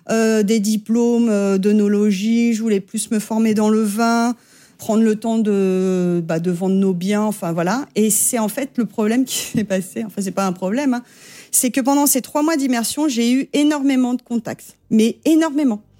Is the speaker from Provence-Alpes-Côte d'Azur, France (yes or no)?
yes; Avignon, Provence-Alpes-Côte d'Azur, France; moved away as an adult; also born or lived in Brooklyn, New York; now in New York, United States; On vient d'Avignon